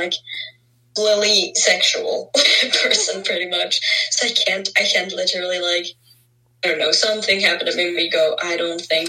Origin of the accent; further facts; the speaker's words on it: Southern Norway, Norway; accent: southern; first language Norwegian; English is a second language; English is not my first language. It is Norwegian.